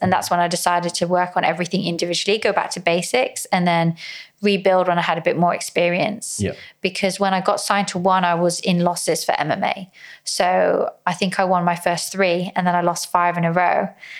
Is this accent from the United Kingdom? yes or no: yes; England, United Kingdom; also born or lived in Philippines; And then as a Filipino, I'm half Filipino, I'm Filipino. I was born in the Philippines, raised in England.